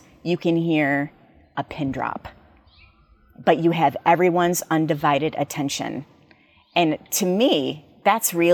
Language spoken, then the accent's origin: English; United States; we as Americans